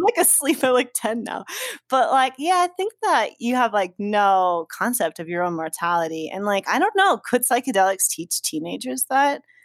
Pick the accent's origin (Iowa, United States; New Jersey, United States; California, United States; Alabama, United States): New Jersey, United States; Sparta; moved away; I'm from North Jersey, L, Sussex County, Sparta